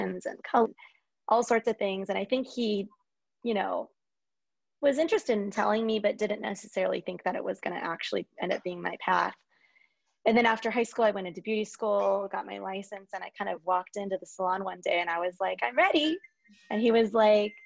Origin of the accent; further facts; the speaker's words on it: Lake Forest, California, United States; I am from Lake Forest, California, which is, you know, where I still am